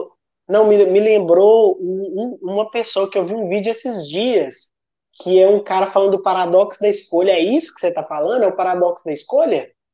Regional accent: Sete Lagoas, Minas Gerais, Brazil; eu sou mineiro de Sete Lagoas, uma cidade de 200 mil pessoas

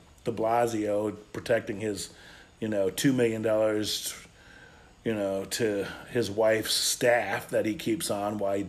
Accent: United States; as an American

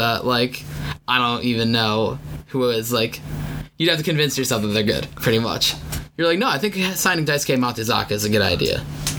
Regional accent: Southern Connecticut, United States; I'm from Southern Connecticut

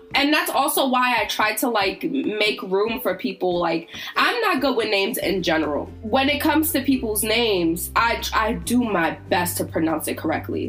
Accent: Virginia, United States; I grew up in Virginia

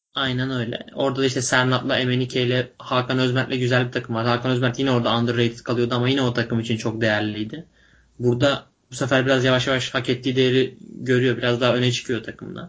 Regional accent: Bursa, Turkey; biz ikimiz de Bursalıyız.

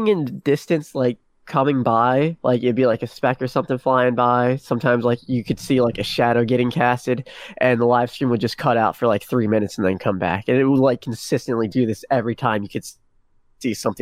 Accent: United States; being American

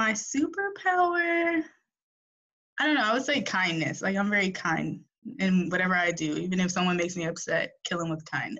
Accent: Virginia Beach, Virginia, United States; now in Charlotte, United States; I grew up in Virginia Beach, Virginia. So I'm like a beach girl. And I'm currently in Charlotte, North Carolina.

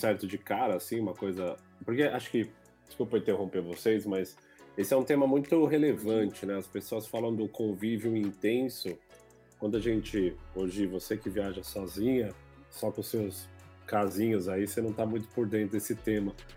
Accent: São Paulo, Brazil; eu sou paulista também, que nem você. Eu sou paulistano

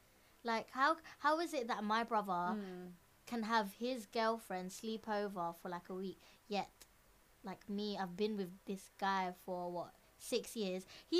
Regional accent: London, United Kingdom; us being born and raised in London

